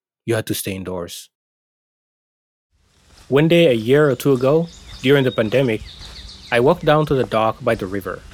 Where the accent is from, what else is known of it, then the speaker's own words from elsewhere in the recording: Somalia; moved away as an adult; now in Maine, United States; I still say I'm from Somalia